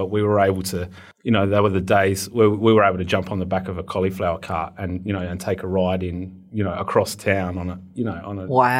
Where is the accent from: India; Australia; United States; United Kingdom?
Australia; Adelaide, South Australia; growing up in the Central Market